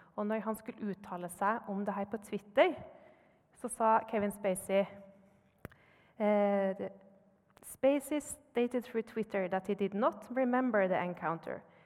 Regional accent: Trondheim, Trøndelag, Norway; jeg kommer fra Trondheim.

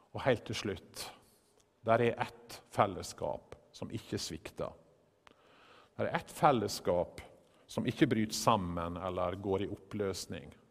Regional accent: Western Norway, Norway; Vi er jo begge fra Vestlandet

